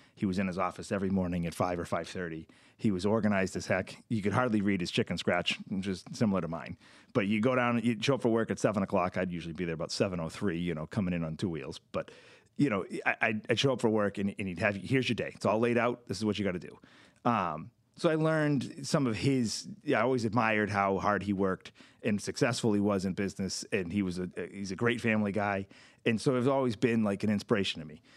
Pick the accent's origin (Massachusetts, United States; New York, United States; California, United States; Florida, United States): Massachusetts, United States; Lunenburg; now in Fitchburg, United States; I grew up in Lunenburg, um, all of a few miles away from where we are now